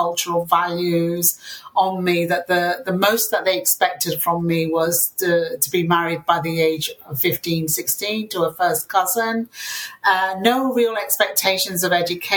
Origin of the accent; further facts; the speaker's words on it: Yorkshire and the Humber, United Kingdom; English is a second language; they landed in a South Yorkshire mining town, and we were the only Asian Muslim family there for miles around